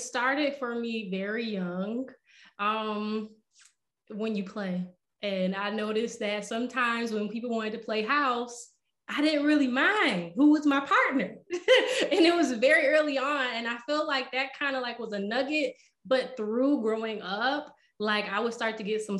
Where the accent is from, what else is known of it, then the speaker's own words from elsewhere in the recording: Rochester, New York, United States; moved away as an adult; now in Philadelphia, United States; I'm actually from Rochester, New York.